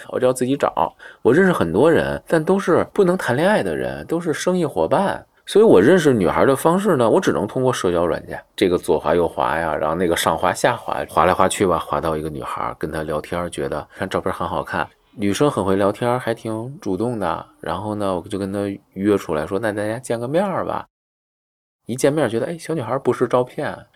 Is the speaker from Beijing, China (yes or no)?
yes; Beijing, China; 我从小在北京西边长大，然后西边呢都是政府居多，然后就是军队